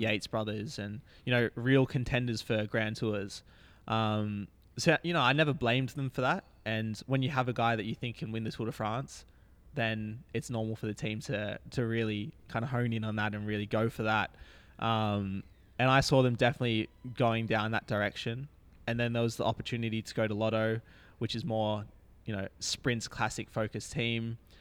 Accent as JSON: {"language": "English", "country": "Australia", "said": "being an Australian"}